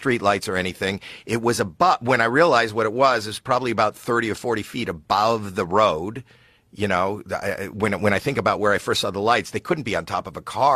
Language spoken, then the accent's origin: English; Toronto, Ontario, Canada; I'm from Toronto, Canada